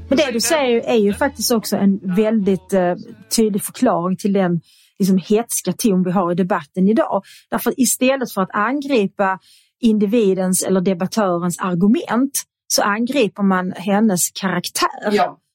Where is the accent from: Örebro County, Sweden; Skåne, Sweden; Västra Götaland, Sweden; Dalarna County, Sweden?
Skåne, Sweden; Svedala; also born or lived in Kirseberg, Malmö; jag är uppväxt då i Svedala